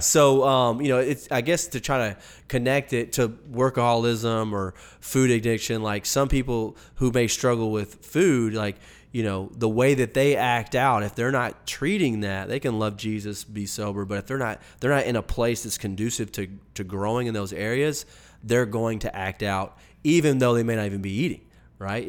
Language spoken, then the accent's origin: English; the Bible Belt, the South, United States; growing up in the Bible Belt, not so much people that live maybe out in the, out west or up north, but in the South